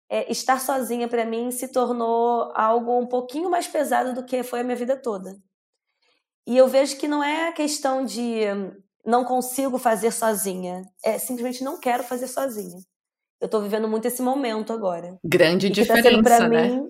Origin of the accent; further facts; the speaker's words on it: Brazil; now in Australia; no que a gente passa como brasileiros aqui, porque a gente vem real achando que vai ser muito fácil.